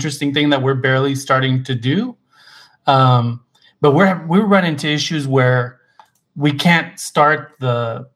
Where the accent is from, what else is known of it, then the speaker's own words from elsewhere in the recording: Arizona, United States; moved away; We're originally from Arizona